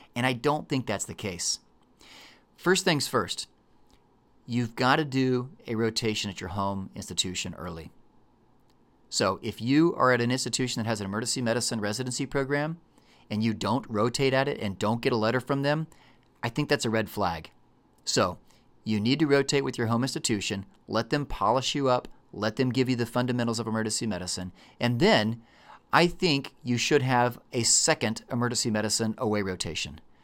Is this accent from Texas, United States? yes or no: yes; Texas, United States